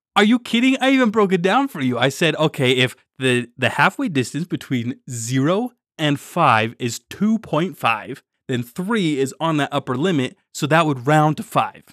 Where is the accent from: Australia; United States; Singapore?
United States; Utah; growing up in Utah